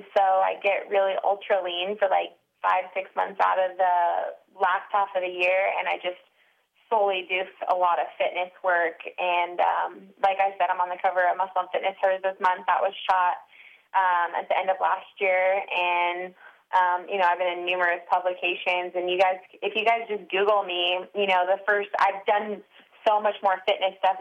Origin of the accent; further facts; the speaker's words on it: Murrieta, California, United States; I'm from Murrieta, California